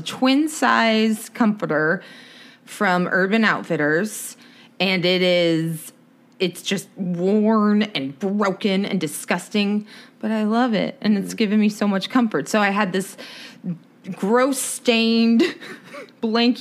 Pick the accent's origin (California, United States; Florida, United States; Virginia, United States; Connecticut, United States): California, United States; Los Angeles; we're from Los Angeles